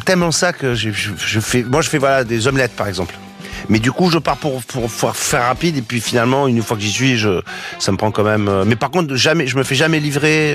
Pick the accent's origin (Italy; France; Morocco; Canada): France; Marseille, Provence-Alpes-Côte d'Azur; moi je suis de Marseille